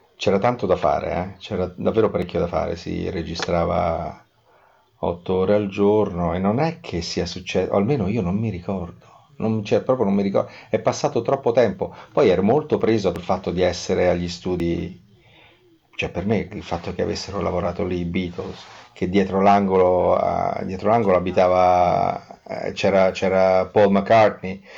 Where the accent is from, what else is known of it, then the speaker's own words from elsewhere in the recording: Rome, Lazio, Italy; da buon romano, avendo la casa all'isola del Giglio dagli anni sessanta